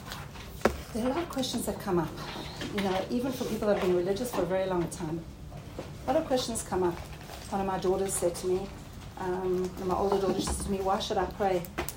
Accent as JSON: {"language": "English", "country": "South Africa", "also_born_or_lived": "Australia", "moved": "yes", "lives_now": "Israel", "said": "Okay, so I'm originally from South Africa and Australia, and I met Aliyah about 30 years ago."}